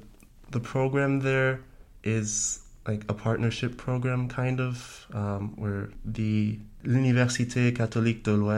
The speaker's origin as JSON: {"language": "English", "town": "New York City", "region": "New York", "country": "United States", "tie": "born or raised there", "moved": "yes", "lives_now": "Fort Lauderdale, United States", "said": "I was born in New York City. I live currently in Fort Lauderdale, Florida. And I have family in Belgium and in Switzerland."}